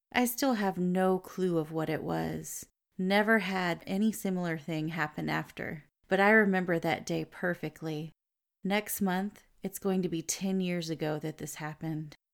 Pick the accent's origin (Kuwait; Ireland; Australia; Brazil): Brazil; English is a second language; I'm from Brazil.